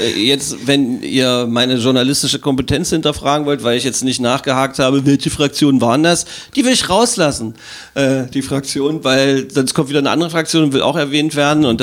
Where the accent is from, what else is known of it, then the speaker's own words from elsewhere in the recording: Magdeburg, Saxony-Anhalt, Germany; bin ein Magdeburger Kind.